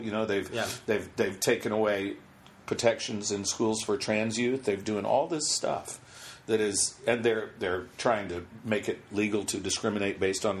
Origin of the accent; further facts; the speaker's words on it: North Carolina, United States; moved away; I'm from North Carolina originally